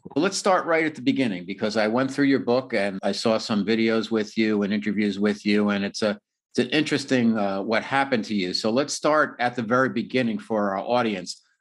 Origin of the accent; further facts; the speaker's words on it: United States; now in San Diego, United States; I'm from New York in the New Jersey area